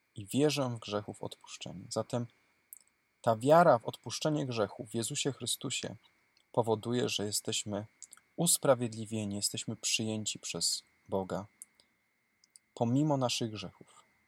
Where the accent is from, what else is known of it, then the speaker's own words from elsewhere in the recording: Cisownica, Silesian Voivodeship, Poland; Mój proboszcz cisownicy mojej rodzinnej miejscowości